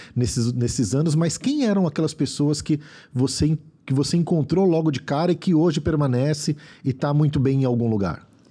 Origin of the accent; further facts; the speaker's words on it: São Paulo, Brazil; vim da Zona Leste